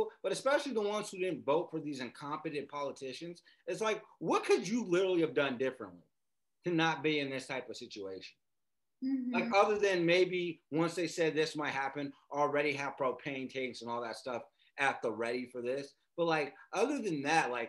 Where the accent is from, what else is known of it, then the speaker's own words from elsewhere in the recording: Las Vegas, Nevada, United States; we're from Vegas